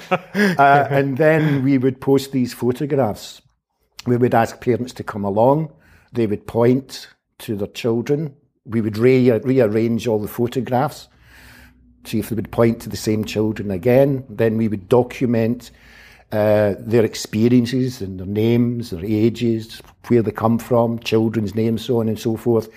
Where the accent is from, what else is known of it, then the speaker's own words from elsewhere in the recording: Glasgow, Scotland, United Kingdom; I was born in nineteen fifty-nine in Glasgow, where, uh, I grew up, where I, I went to school, both to primary